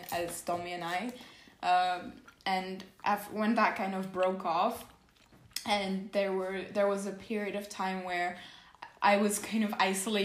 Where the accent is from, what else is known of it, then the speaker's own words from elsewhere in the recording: Warsaw, Masovian Voivodeship, Poland; I'm Polish. I was born in Warsaw, 100% Polska.